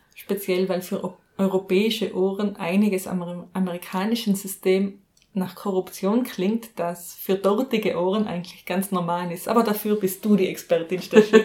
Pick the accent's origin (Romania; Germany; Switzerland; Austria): Austria; was ich jetzt einmal als Österreicherin sagen darf